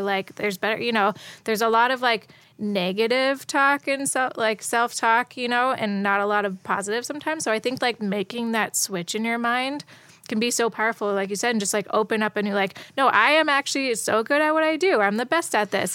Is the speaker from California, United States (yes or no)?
no; Youngstown, Ohio, United States; I grew up in Youngstown, right outside of Cleveland